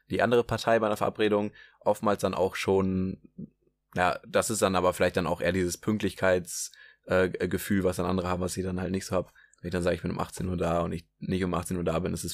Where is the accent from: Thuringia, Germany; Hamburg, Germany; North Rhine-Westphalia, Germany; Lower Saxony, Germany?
Hamburg, Germany; In Hamburg als Hamburger